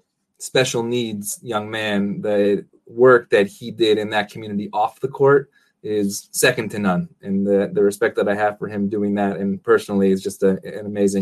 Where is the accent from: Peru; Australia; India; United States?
United States; Syracuse, New York; growing up in the Big East, Syracuse guy